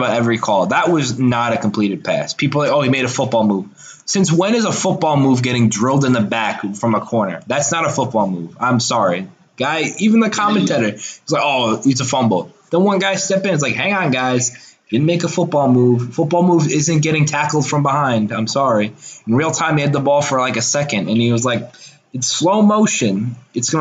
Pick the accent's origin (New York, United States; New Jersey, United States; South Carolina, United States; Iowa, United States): South Carolina, United States; I'm from South Carolina